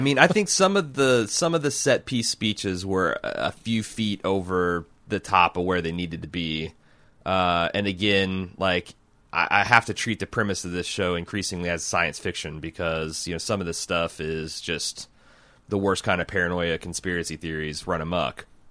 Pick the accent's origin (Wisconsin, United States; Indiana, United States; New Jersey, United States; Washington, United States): Indiana, United States; growing up in Indiana